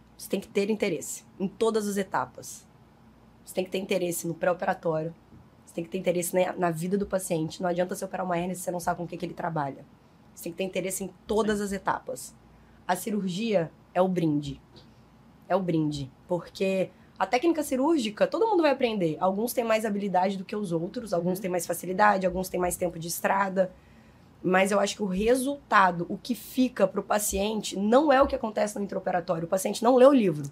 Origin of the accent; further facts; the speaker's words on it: Minas Gerais, Brazil; also born or lived in Belo Horizonte; now in Rio de Janeiro, Brazil; como um bom mineiro que sou